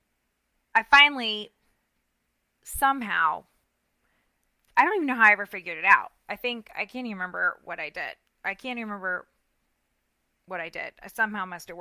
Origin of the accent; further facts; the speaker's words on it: Central Florida, United States; accent: Southern; growing up in Central Florida